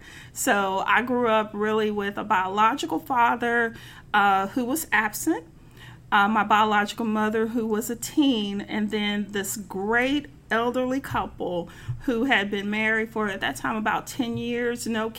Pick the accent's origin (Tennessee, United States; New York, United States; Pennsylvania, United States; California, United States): Tennessee, United States; Memphis; also born or lived in Chicago area; I grew up in North Memphis, one of the oldest African-American communities in this city, New Chicago, and I was born, raised there, educated at elementary school, Brownsville Road Elementary, Manassas High School at the time for a couple of years, and then we moved to Whitehaven.